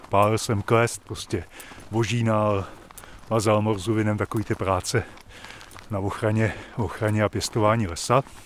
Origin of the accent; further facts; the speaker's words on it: Žďár nad Sázavou, Vysočina Region, Czechia; moved away as an adult; now in Volary, Czech Republic; Já jsem původem z Vysočiny, ze Žďáru nad Sázavou